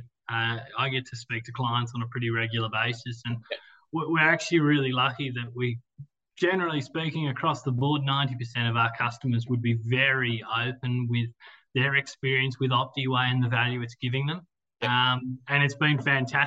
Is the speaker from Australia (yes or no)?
yes; Armidale, New South Wales, Australia; I grew up here in Armidale on a beef cattle property on the eastern side of town.